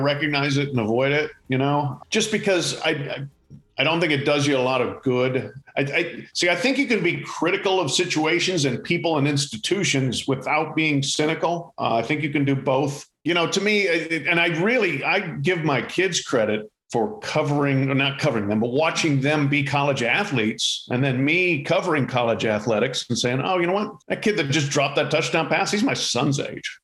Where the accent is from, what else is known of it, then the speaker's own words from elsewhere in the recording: Colorado Springs, Colorado, United States; I grew up in Colorado, in Colorado Springs